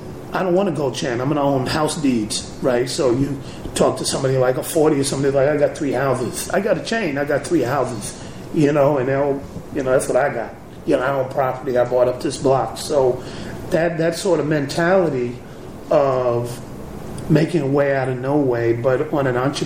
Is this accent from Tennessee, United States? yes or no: no; New York City, New York, United States; moved away as an adult; also born or lived in Bay Area, California; now in Oakland, United States; if I'm from New York